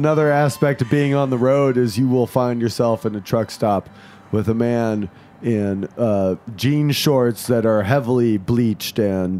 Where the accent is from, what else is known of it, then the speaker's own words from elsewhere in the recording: Indiana, United States; Say that about Indiana, too. I'm from there.